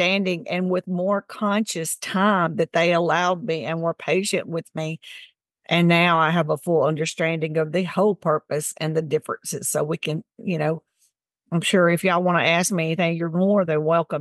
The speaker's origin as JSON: {"language": "English", "region": "Tennessee", "country": "United States", "tie": "born or raised there", "moved": "yes", "lives_now": "Mississippi, United States", "said": "I grew up in Tennessee and now I live in Mississippi."}